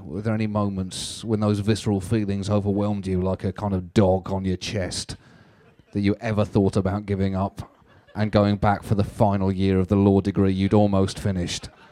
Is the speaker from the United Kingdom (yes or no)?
yes; United Kingdom; I'm British